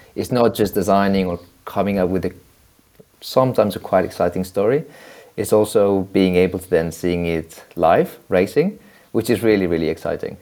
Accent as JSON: {"language": "English", "town": "Barcelona", "region": "Catalonia", "country": "Spain", "said": "I'm from Barcelona"}